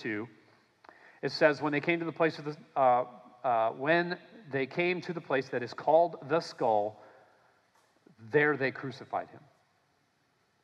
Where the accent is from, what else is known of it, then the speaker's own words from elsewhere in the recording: Minnesota, United States; I grew up in Minnesota